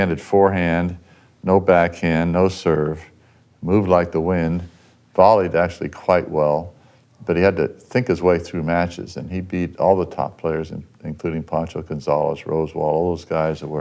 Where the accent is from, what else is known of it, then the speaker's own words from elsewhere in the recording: Pasadena, California, United States; I grew up in Pasadena.